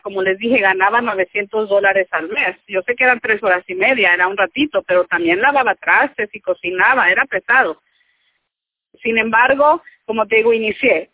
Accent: Michoacán, Mexico; moved away as an adult; now in United States; yo soy de Michoacán, yo recién llegué aquí

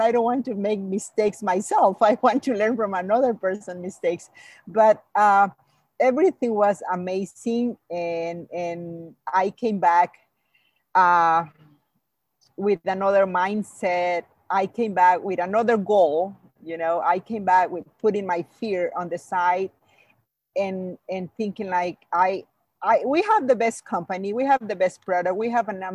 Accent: Mexico; English is a second language; moved away; I came from Mexico. I came from another culture. I came from another language. English is my second language

